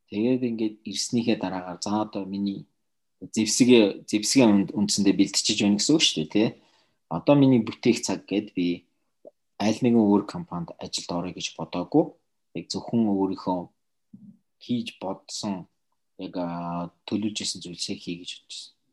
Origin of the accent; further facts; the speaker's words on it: Mongolia; also born or lived in Russia; би Орос руу явж Оросод 6 жил эмчилгээ хийлгэж авсан. Тэгтээ би Оросод э, баг сургуулаа төгсөөд Монголд ирээд дунд сургуулаа Монголд төгсөөд